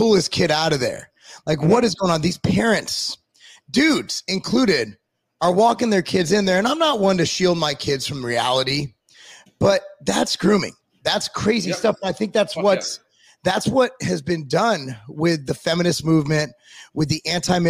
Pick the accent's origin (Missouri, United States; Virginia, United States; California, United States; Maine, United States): California, United States; where I grew up in California